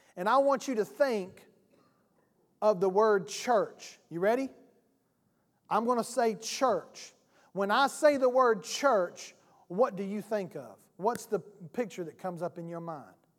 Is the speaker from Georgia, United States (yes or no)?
yes; South Georgia, United States; I am from South Georgia. I'm country.